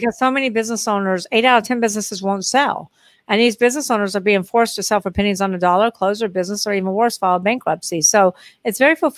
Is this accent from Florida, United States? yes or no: no; Texas, United States; moved away as an adult; also born or lived in Long Beach, California / Dallas, Texas; now in New Orleans, United States; I'm moving back to Texas because I grew up in Texas